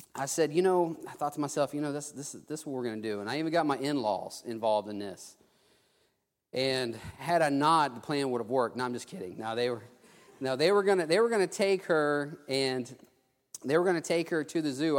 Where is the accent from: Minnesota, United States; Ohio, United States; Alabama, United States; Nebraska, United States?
Alabama, United States; Theodore; also born or lived in Mobile, Alabama / South Texas; I was able to come to my hometown